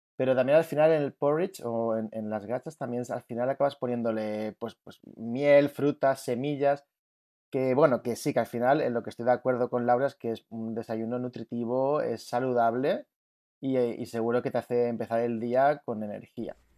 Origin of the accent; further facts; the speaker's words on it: Palma, Balearic Islands, Spain; now in Greece; soy de, de Mallorca, de Palma de Mallorca, que normalmente vivo en Grecia.